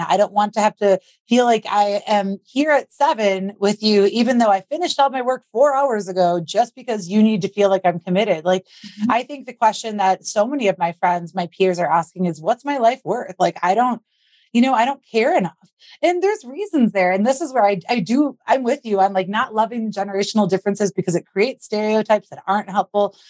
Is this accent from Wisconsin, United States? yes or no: yes; Wisconsin, United States; I grew up in Wisconsin